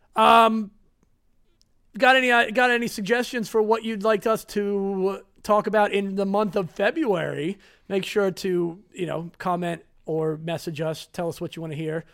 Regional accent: United States; I'm American

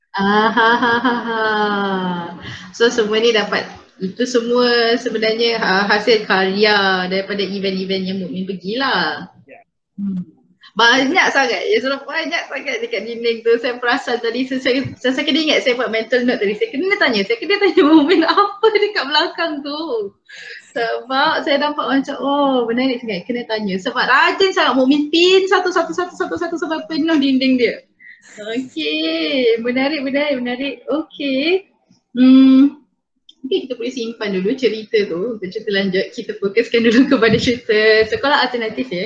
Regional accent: Peninsular Malaysia, Malaysia; accent: Peninsular Malay; saya cakap bahasa Melayu Semenanjung

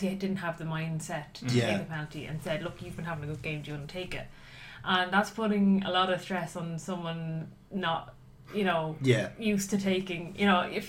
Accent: Ireland; as an Irish person

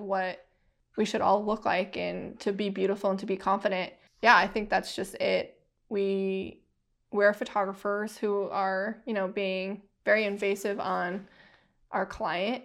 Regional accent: United States; I am Navajo and Ute, so I'm Native American, come from Navajo Nation

